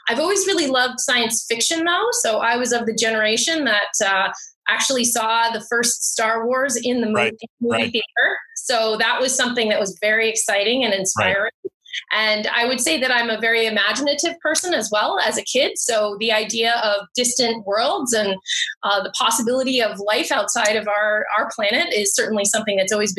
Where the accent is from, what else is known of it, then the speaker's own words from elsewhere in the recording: United States; moved away; also born or lived in Ohio / Los Angeles; So I'm originally from the U.S., so I grew up in the States. When I was a kid, my parents moved around a lot.